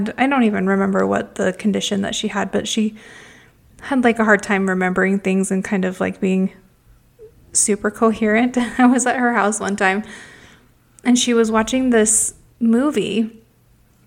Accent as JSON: {"language": "English", "region": "Utah", "country": "United States", "tie": "born or raised there", "said": "we are from Utah"}